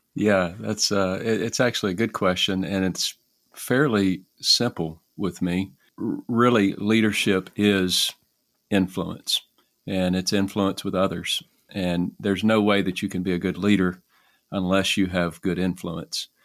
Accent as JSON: {"language": "English", "town": "Alexandria", "region": "Louisiana", "country": "United States", "said": "I am from Alexandria, Louisiana, in the United States"}